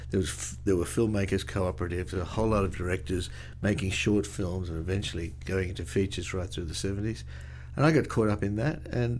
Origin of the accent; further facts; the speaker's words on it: Australia; That's about the only thing we did when I was young. Really? In Australia. We got television quite late.